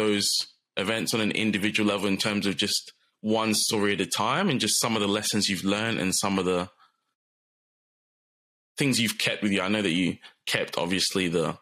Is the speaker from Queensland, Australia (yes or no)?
no; Turramurra, New South Wales, Australia; I grew up in Tarramurra, which, if you guys don't know Sydney that well, it's pretty close to Thornley